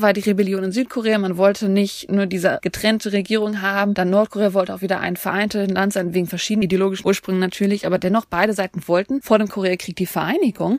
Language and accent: German; East Germany, Germany; als Ostdeutsche